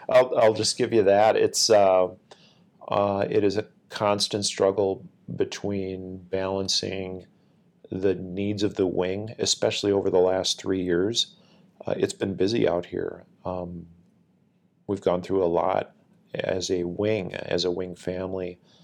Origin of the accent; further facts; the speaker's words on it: Northfield, Minnesota, United States; I grew up in Northfield, which is about thirty-five minutes south of the, the base here at the Twin Cities Airport in Minnesota